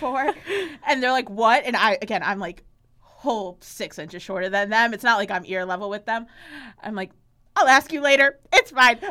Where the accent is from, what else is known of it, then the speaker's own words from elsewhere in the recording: Chicago, Illinois, United States; also born or lived in Athens, Ohio; I grew up in Chicago